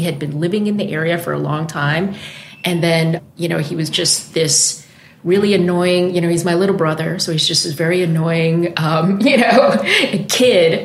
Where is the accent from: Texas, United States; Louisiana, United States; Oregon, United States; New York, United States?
New York, United States; I'm originally from New York